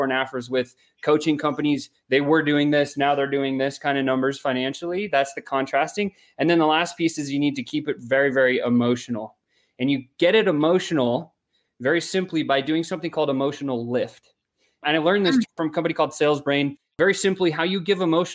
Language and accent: English; South Africa; I was born in South Africa